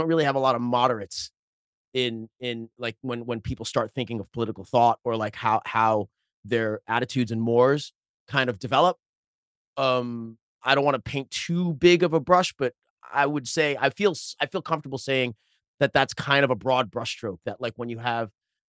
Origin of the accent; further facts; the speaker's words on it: Bellerose, New York, United States; I grew up in Belrose, Queens, which it was and still is a working class neighborhood. At the time when I was growing up, it was all Irish Italian, except for me.